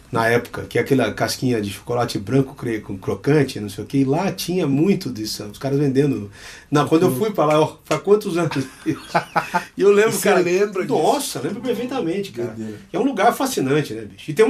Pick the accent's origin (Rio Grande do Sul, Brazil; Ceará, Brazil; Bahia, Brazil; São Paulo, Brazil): Bahia, Brazil; Sou baiano mesmo